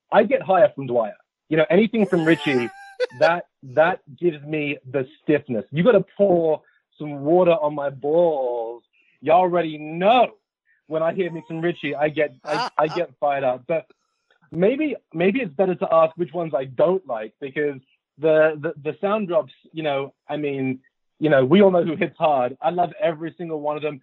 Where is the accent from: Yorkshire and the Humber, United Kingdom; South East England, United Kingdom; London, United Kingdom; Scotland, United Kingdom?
London, United Kingdom; moved away; I'm from West London. I'm from Kensington.